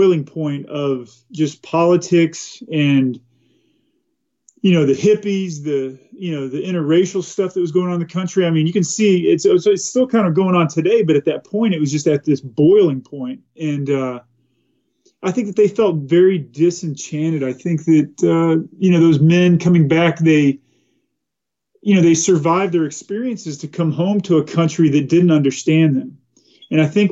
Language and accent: English; Watauga, Texas, United States; also born or lived in Fort Worth, Texas; now in Eagle River, United States; I was born in Fort Worth, Texas. Grew up in a small rural town called Watauga, Texas